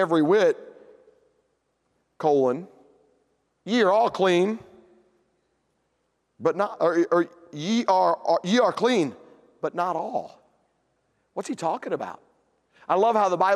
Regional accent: Tennessee, United States; I'm from Tennessee

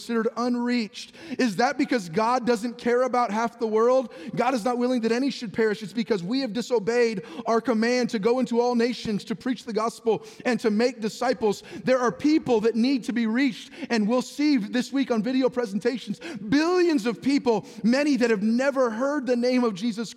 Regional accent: San Jose, California, United States; I was born in 1978 in San Jose, California.

